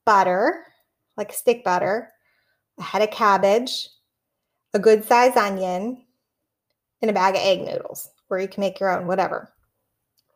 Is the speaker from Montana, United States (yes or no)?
no; McKees Rocks, Pennsylvania, United States; moved away as an adult; I am from McKees Rocks.